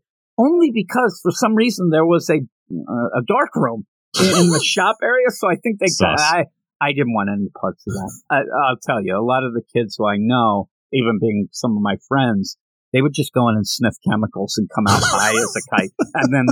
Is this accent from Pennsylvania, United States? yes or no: yes; Pennsylvania, United States; We're both from Pennsylvania.